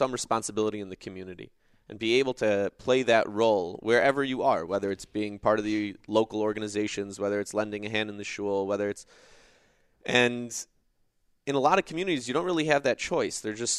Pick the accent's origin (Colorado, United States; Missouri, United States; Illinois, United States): Illinois, United States; Chicago; I am originally